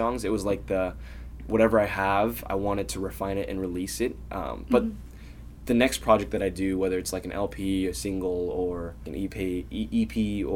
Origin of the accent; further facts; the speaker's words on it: Bay Area, California, United States; growing up in the Bay Area